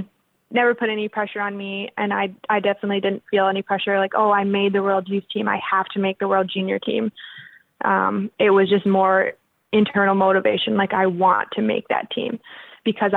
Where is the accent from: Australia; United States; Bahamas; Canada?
Canada; Regina, Saskatchewan; also born or lived in Winnipeg, Manitoba; I moved from Winnipeg to Regina. In that scenario, I was six and I hated my life when I moved to Regina.